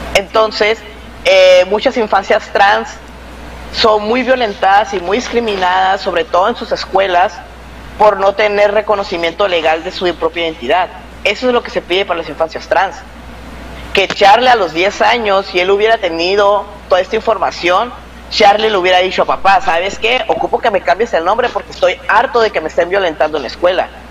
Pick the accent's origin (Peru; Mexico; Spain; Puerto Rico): Mexico